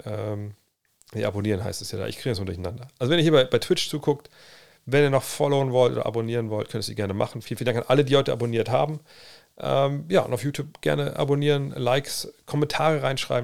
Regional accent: Cologne, North Rhine-Westphalia, Germany; moved away; bei uns in Köln damals

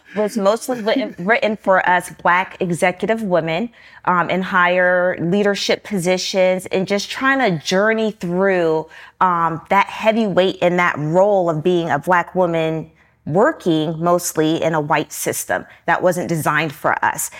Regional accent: Newport News, Virginia, United States; I was born and raised in Newport News, Virginia.

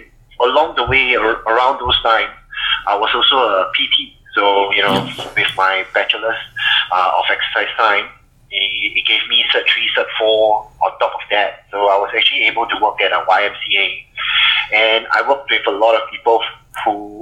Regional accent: Singapore; moved away as an adult; now in Melbourne, Australia; I'm actually from Singapore, so I came over in 2007.

